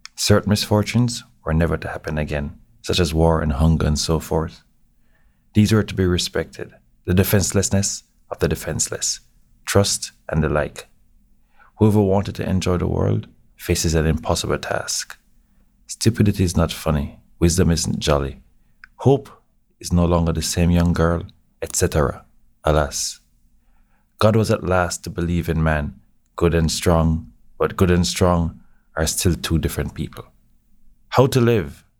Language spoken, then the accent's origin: English; Jamaica; now in New York, United States; I'm Jamaican.